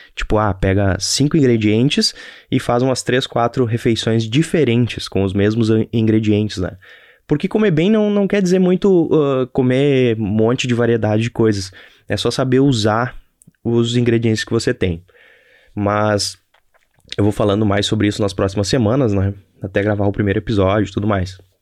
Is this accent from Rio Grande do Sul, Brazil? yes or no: yes; Novo Hamburgo, Rio Grande do Sul, Brazil; E eu sou de Novo Hamburgo, aqui no Rio Grande do Sul.